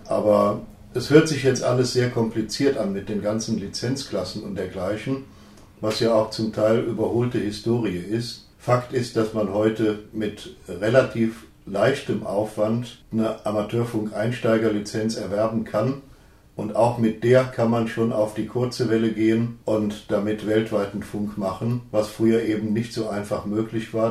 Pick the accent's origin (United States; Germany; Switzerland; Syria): Syria; moved away; ich bin in Syrien aufgewachsen